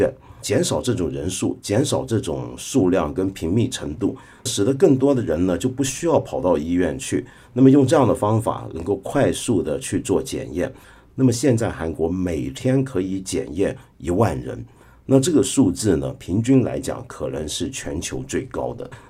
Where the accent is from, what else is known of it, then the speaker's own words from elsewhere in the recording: Guangdong, China; accent: Cantonese; 用我们广东话讲叫做大波南国了。